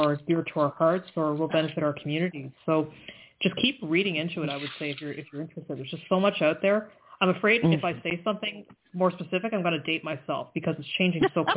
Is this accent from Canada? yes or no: yes; Canada; I'm Canadian